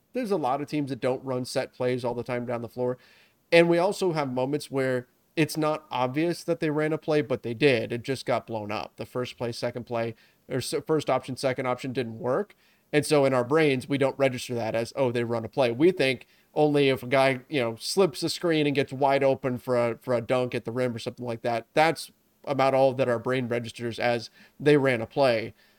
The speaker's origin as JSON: {"language": "English", "region": "Southern California", "country": "United States", "tie": "born or raised there", "said": "I grew up in Southern California playing soccer"}